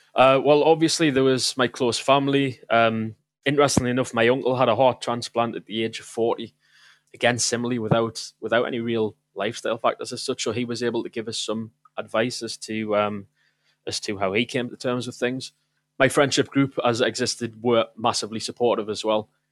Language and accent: English; South Shields, North East England, United Kingdom; moved away as an adult; also born or lived in Manchester; I went back home to, um, to my mother's house in South Shields at the time. I was visiting from Manchester